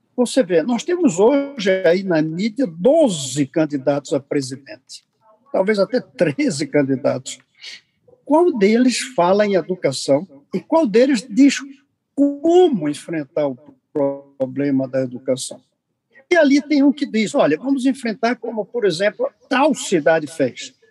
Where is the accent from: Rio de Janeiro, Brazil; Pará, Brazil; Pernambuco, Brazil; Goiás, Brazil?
Pernambuco, Brazil; Recife; eu sou de Recife, não sou de Santa Catarina